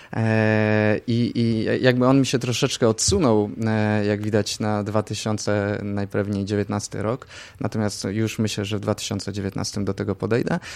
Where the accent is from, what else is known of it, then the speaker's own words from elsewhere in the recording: Zamość, Lublin Voivodeship, Poland; Zamościa, skąd pochodzę, była była, była taka sekcja kolarska, ja w tej sekcji uczestniczyłem